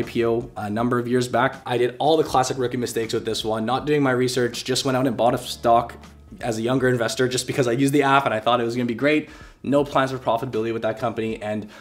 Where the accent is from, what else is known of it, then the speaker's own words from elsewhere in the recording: Canada; now in Vancouver, Canada; I am a Canadian